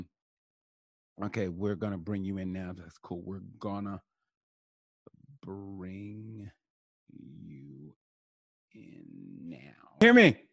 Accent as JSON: {"language": "English", "country": "United States", "said": "I'm American"}